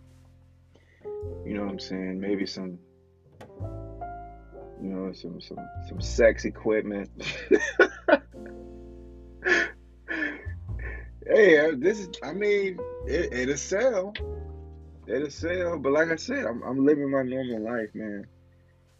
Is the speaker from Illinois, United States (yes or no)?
yes; Bradley, Illinois, United States; I'm from Bradley, Illinois.